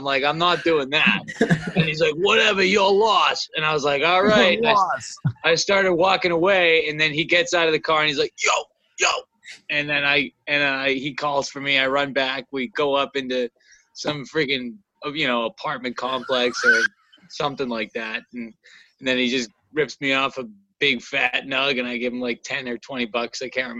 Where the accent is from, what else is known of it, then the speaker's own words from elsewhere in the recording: Massachusetts, United States; we're from Massachusetts